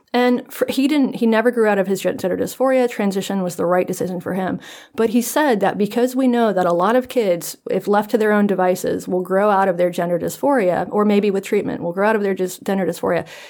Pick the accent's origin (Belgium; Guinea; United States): United States; North Carolina; I'm from North Carolina